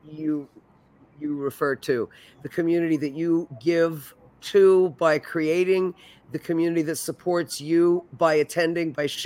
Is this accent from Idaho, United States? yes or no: no; New York, United States; as a New Yorker, you like. Okay, I know where I'm going on Sunday night.